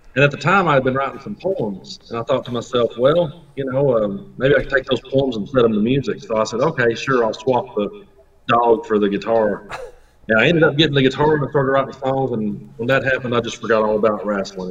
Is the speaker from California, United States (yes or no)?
no; Cumberland Gap, Tennessee, United States; I'm from Cumberland Gap